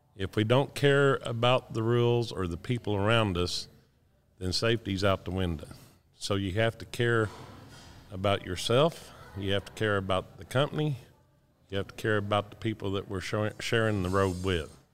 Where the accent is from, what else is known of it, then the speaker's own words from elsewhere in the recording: Decatur, Texas, United States; I'm from Decatur, Texas